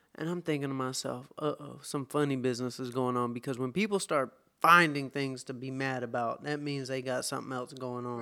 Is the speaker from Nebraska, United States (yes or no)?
no; Atlanta, Georgia, United States; moved away as an adult; now in California, United States; I am from Atlanta, Georgia. I grew up, uh, in Shambly, and, um, Atlanta is my hometown.